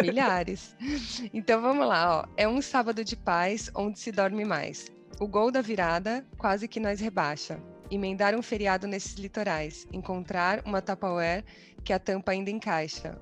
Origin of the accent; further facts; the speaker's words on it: Brazil; moved away; sendo brasileiras